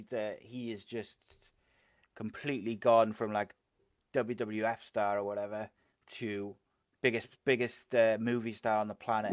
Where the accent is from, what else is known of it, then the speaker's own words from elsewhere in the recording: Cardiff, Wales, United Kingdom; I'm a Cardiff boy